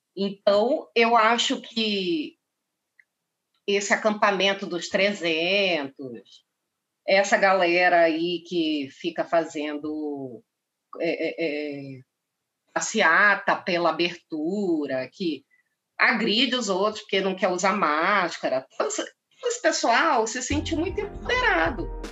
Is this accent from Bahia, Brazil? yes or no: no; Pará, Brazil; Eu sou paraense